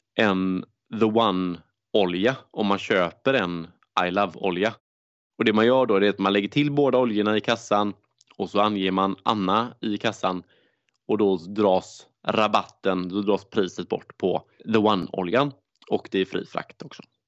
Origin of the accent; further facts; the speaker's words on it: Gothenburg, Västra Götaland, Sweden; Jag är göteborgare